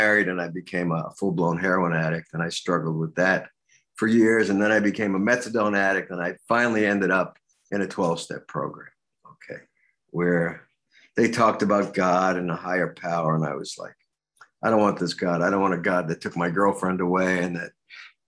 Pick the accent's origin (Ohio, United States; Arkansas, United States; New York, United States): New York, United States; New York City; I grew up in Brooklyn